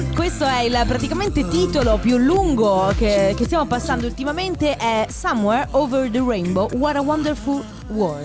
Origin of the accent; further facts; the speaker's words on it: Padua, Veneto, Italy; Io sono di Padova